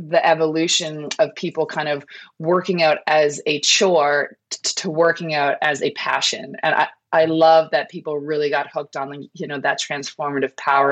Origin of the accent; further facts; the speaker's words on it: Canada; moved away as an adult; I moved here, I'm from Canada. I moved here 16 years ago now.